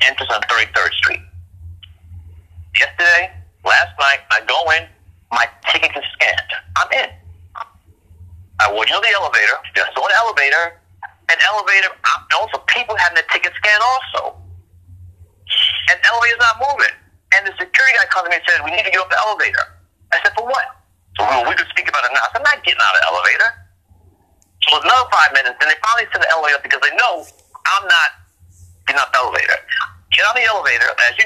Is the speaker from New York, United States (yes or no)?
yes; New York, United States; I grew up in Fort Greene, Brooklyn